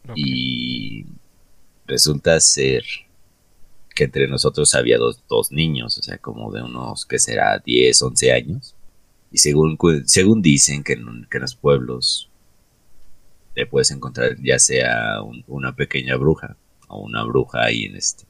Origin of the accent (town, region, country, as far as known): Mexico